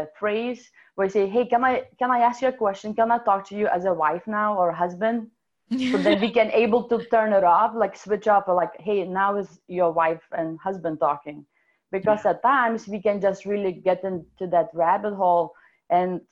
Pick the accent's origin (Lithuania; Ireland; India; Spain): Lithuania; accent: European / Russian; English is a second language; moved away as an adult; now in Seattle, United States; I came to Seattle about 15 years ago from Lithuania. It's one of the Soviet republics. So my amazing accent is actually European / Russian